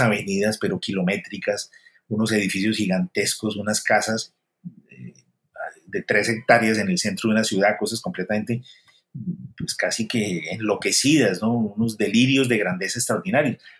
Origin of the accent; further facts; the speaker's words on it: Colombia; moved away; also born or lived in Spain / Paris; yo como autor colombiano